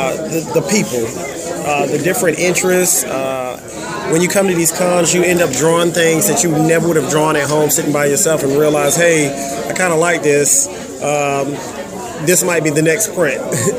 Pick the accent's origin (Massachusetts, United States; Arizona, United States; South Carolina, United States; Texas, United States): South Carolina, United States; Columbia; I'm from Columbia, South Carolina. Wasn't born here, but I lived here long enough to feel like I'm from here.